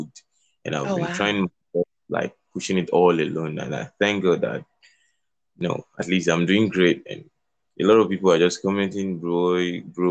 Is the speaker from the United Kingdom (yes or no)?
no; Kogi, Nigeria; now in Lagos, Nigeria; I'm from Nigeria, Kogi State. I'm based in Lagos City.